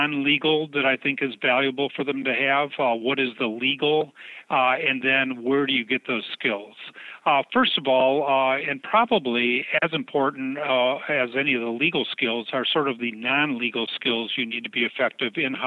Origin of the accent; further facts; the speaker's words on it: Michigan, United States; moved away as an adult; also born or lived in Seattle, Washington / Minneapolis, Minnesota / Denver, Colorado; I was brought up in Michigan